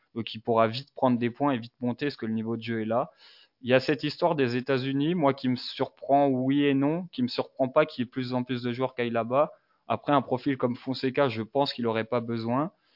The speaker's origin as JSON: {"language": "French", "town": "Dijon", "region": "Bourgogne-Franche-Comté", "country": "France", "said": "j'ai 23 ans, je viens de Dijon"}